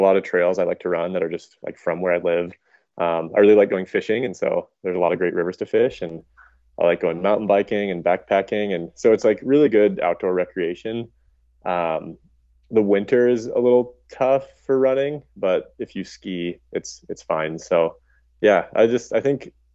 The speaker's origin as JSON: {"language": "English", "town": "Missoula", "region": "Montana", "country": "United States", "tie": "born or raised there", "also_born_or_lived": "Boulder, Colorado / New Mexico", "said": "I grew up in Missoula."}